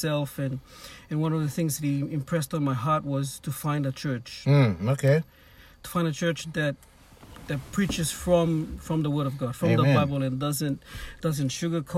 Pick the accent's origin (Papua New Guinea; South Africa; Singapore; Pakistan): Papua New Guinea; now in Cairns, Australia; Growing up in Papua New Guinea